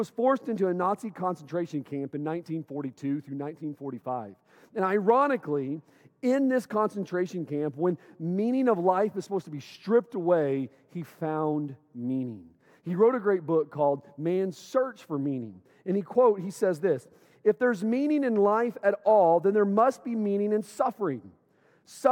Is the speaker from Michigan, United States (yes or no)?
yes; Owosso, Michigan, United States; moved away; I grew up here in Owosso. I went all the way through eighth grade in Owosso.